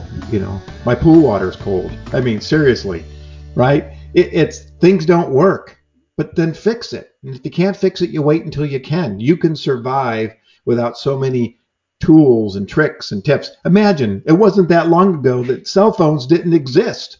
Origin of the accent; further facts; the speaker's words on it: New York, United States; moved away as an adult; now in California, United States; I'm from New York and I came to California